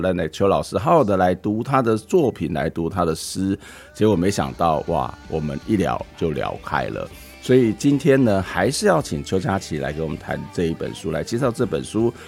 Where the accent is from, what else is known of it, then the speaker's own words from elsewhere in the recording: Taiwan; 因为我我觉得用台语写诗真的很棒，因为咱台湾为咱的台语哦，其实有很多很美的音韵哦，因为我们从小在教会长大